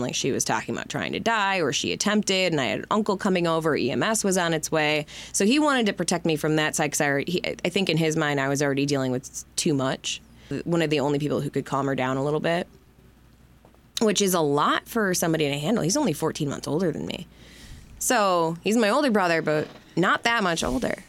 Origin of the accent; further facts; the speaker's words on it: Livonia, Michigan, United States; also born or lived in Detroit, Michigan / Denver, Colorado; Livonia is where I was born and raised, and I as much as I hated the city growing up, I live there now as a parent.